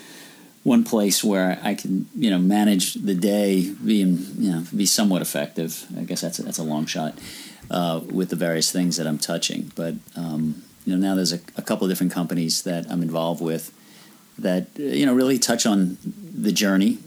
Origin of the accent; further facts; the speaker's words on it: New Orleans, Louisiana, United States; grew up in New Orleans